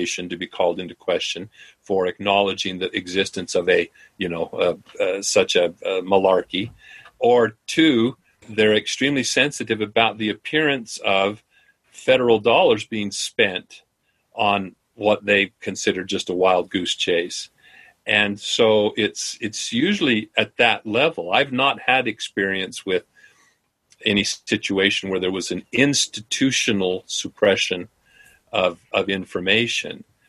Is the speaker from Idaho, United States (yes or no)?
yes; Idaho, United States; my home state of Idaho